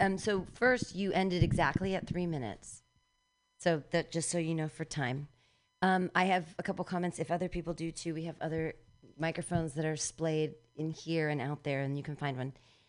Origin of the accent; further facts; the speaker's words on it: India; Elijah, a chariot of fire, but I'm Indian, so we only feel that.